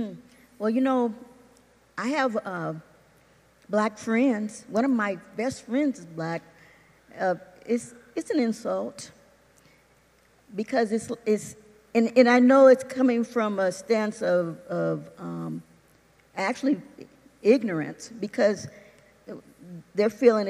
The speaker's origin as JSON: {"language": "English", "country": "United States", "tie": "born or raised there", "said": "growing up in the United States and being black"}